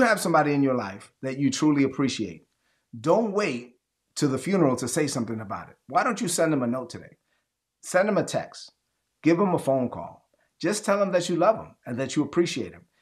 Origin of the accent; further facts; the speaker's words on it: New York City, New York, United States; also born or lived in Dominican Republic; I was raised in Brooklyn